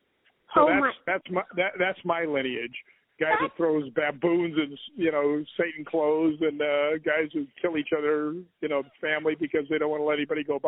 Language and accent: English; United States; I'm from America